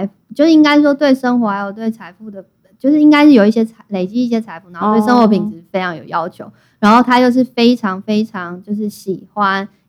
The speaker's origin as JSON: {"language": "Chinese", "country": "Thailand", "said": "包括因为我是泰国人，我在那边就是税就比较高，"}